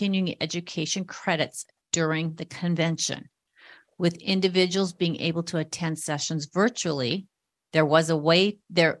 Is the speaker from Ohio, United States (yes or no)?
no; Minnesota, United States; I'm from Minnesota